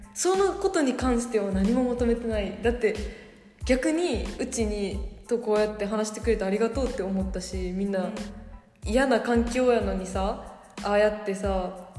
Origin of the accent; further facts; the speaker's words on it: Japan; 日本でずっと生まれ育って育って日本のことしか知らへん